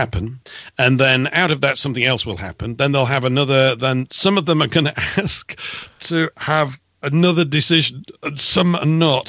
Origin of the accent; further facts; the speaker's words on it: England, United Kingdom; I'm English